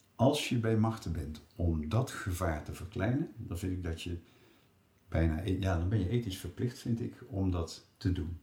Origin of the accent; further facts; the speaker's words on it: Rotterdam, South Holland, Netherlands; Ik kom uit Rotterdam